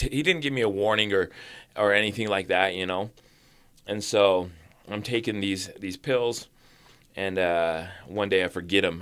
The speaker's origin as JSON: {"language": "English", "town": "Orem", "region": "Utah", "country": "United States", "tie": "born or raised there", "also_born_or_lived": "Springville, Utah", "said": "I went to, uh, uh, elementary in Orem, and then, uh, when I was twelve, we moved to Springville, Utah"}